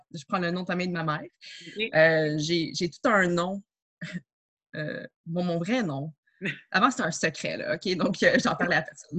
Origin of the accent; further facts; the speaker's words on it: Montreal, Quebec, Canada; je suis née à Montréal